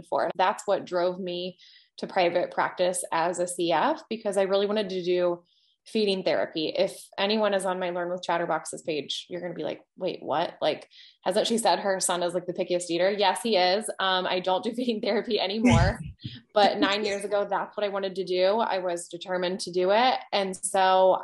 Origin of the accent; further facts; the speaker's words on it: Ohio, United States; moved away as an adult; now in Virginia, United States; I'm originally from Ohio